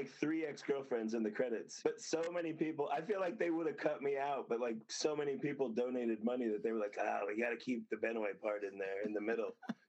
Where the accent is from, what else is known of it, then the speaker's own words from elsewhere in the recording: Las Vegas, Nevada, United States; I grew up there. I was born and raised there. Yeah, I was born there. I was born on Maryland Parkway.